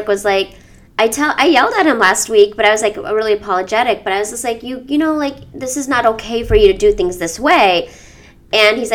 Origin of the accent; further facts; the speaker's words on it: United States; I would be considered an ABCD